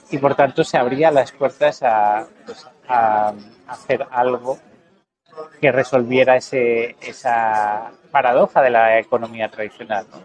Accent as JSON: {"language": "Spanish", "country": "Mexico", "said": "Y es una realidad que yo conozco, por, como mexicano, pues mi familia tiene una finca de café"}